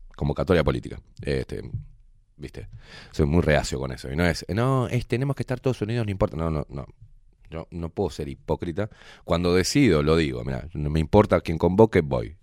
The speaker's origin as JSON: {"language": "Spanish", "country": "Uruguay", "said": "me duele mi país, me duele mi gente, mi vecino, me, duele me duelen los pibes, me duelen, la, me los viejos, me duele el Uruguay"}